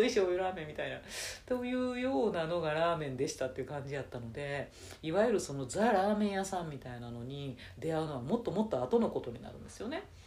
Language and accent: Japanese; Nara, Japan; 地元の奈良の駅